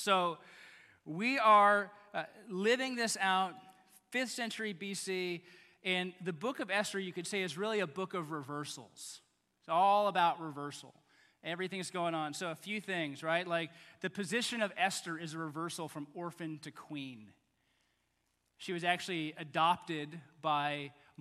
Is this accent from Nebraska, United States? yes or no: no; Texas, United States; moved away; also born or lived in Baton Rouge, Louisiana; I'm kind of from Texas